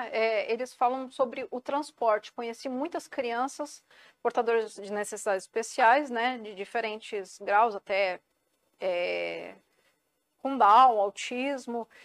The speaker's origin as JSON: {"language": "Portuguese", "town": "Santos", "region": "São Paulo", "country": "Brazil", "said": "Sou santista e é. vicentina"}